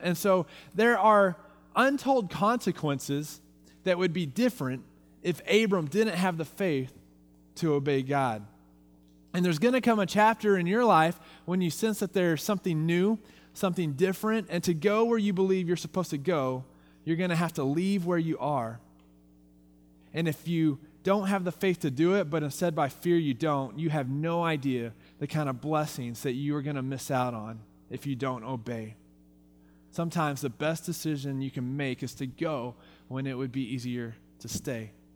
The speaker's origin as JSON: {"language": "English", "region": "Texas", "country": "United States", "moved": "yes", "lives_now": "Visalia, United States", "said": "I'm from Texas"}